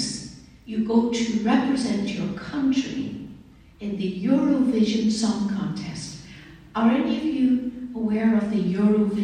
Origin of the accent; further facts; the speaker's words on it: Derry, Northern Ireland, United Kingdom; I was raised in Northern Ireland